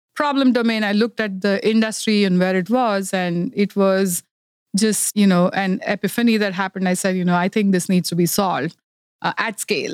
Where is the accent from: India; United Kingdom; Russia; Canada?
India; moved away as an adult; also born or lived in Silicon Valley, California; now in Los Gatos, United States; I'm originally from India. I grew up in India and, uh, moved to United States about thirty years ago.